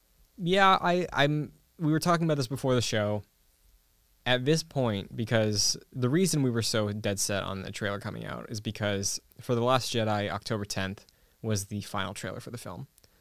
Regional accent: New England, United States; I'm from New England

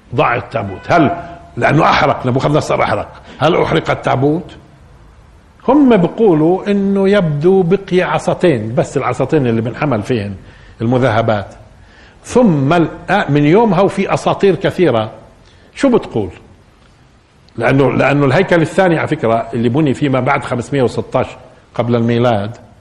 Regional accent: Palestine; احنا كفلسطينيين

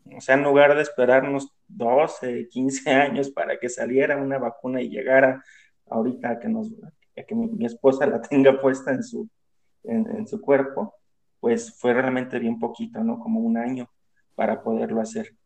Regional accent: Mexico; como decimos aquí en México

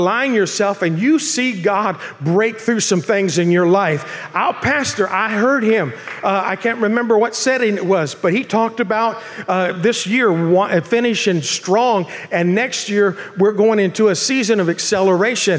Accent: Bakersfield, California, United States; moved away as an adult; now in Murrieta, United States; I'm from Bakersfield

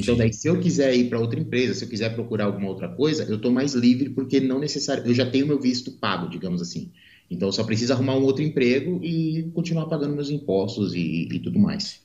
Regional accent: Santa Catarina, Brazil; moved away as an adult; also born or lived in Mato Grosso do Sul / Ireland; now in Estonia; sou de Santa Catarina meio fake, assim, porque eu moro lá desde criança, desde molequinho. Sim. Só que eu nasci no Mato Grosso do Sul

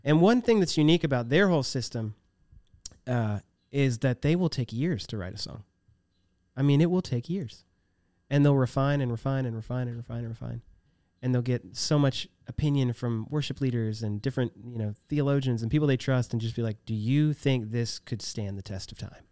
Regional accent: Virginia, United States; We're both from Virginia

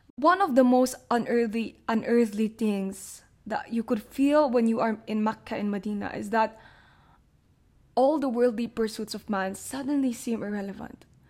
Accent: Manila, Metro Manila, Philippines; also born or lived in Jeddah, Saudi Arabia; growing up in Manila

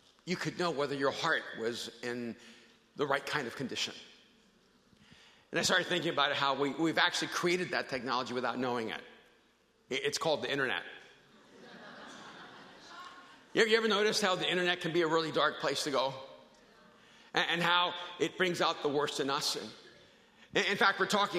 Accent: El Salvador; now in United States; I'm an immigrant from El Salvador.

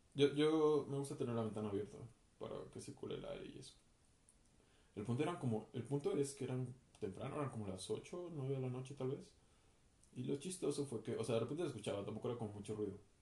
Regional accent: Mexico City, Mexico; soy de la Ciudad de México, mexicano

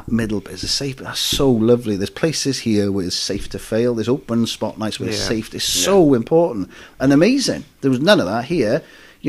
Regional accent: Wales, United Kingdom; I'm a Welsh as well

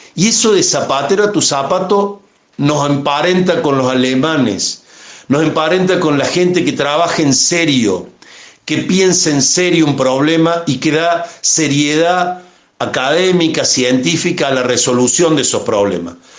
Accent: Córdoba, Argentina; somos cordobeses, argentinos

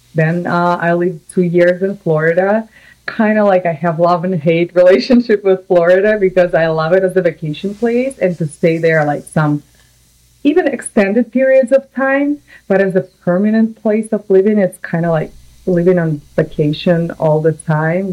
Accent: Samara, Samara Oblast, Russia; English is a second language; moved away as an adult; also born or lived in New York, United States; now in California, United States; I'm from Russia originally. My city called Samara. It's like in the middle oh, yeah. of Russia, uh, European part, and I lived there for 24 and a half years

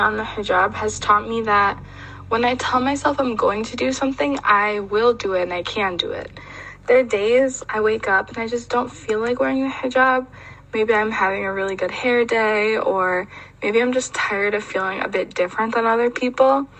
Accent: Michigan, United States; My mom is American and my dad is Nigerian, but for the most part, I was raised in the United States in Michigan

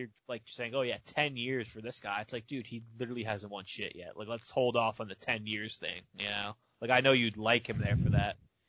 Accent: Florida, United States; I am from Florida, and it gets pretty hot down here

